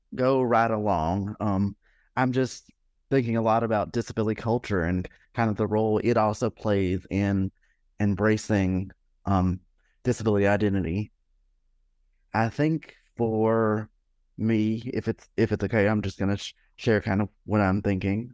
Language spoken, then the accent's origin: English; Alabama, United States; I grew up in Alabama